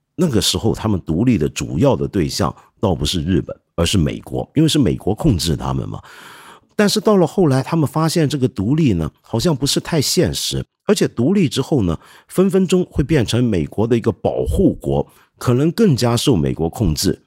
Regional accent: China; 我们中国人听了之后，可能会觉得

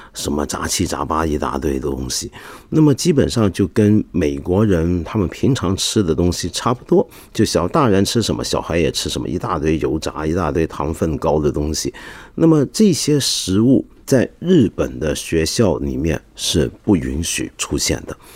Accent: Taiwan; 我自己小时候在台湾上小学的经验

